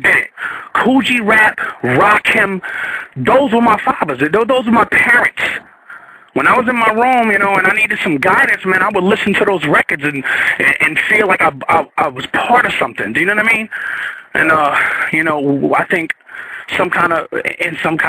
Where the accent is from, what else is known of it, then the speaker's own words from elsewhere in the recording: New Jersey, United States; moved away; I'm from Jersey.